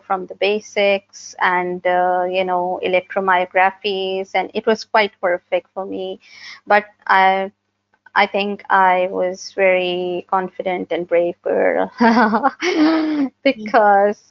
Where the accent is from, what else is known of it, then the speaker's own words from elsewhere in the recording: Pakistan; I'm from Pakistan, a GNE myopathy patient. I live in Karachi